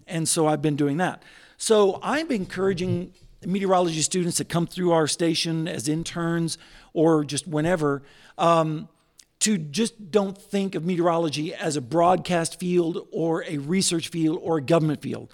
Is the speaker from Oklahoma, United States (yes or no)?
yes; Northeast Oklahoma, United States; moved away as an adult; also born or lived in Tulsa, Oklahoma; now in Joplin, United States; I was born in Tulsa, uh, was raised in Northeast Oklahoma. I consider you Fala, Oklahoma, my hometown